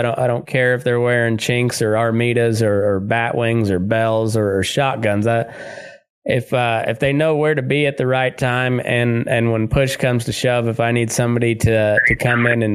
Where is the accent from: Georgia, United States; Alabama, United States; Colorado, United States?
Colorado, United States; Southeast; moved away; also born or lived in Great Plains; I grew up in Southeast Colorado, just, in cowpuncher country.